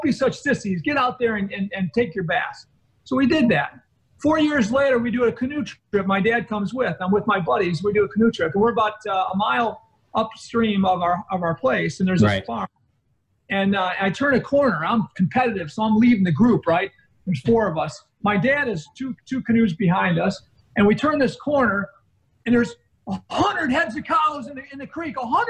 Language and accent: English; northern Illinois, United States; born or raised there